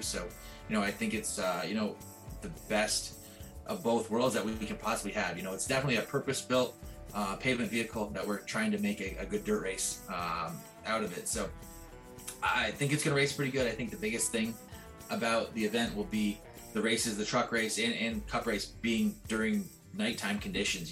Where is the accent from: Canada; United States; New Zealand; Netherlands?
Canada; Southern Ontario; I'm from Southern Ontario